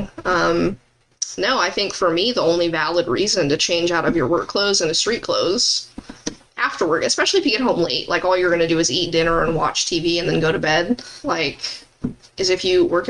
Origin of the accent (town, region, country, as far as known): Arizona, United States; born or raised there